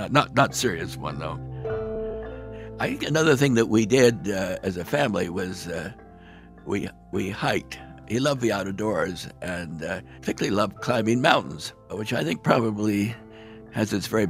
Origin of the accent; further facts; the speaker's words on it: Brandon, Manitoba, Canada; born there; Well, I was born in Canada, in Brandon, Manitoba, where my father's first appointment was at the Brandon Medical Institute.